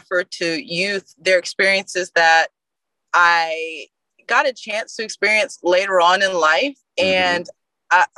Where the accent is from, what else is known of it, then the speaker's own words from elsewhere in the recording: Houston, Texas, United States; I grew up here in Houston, Texas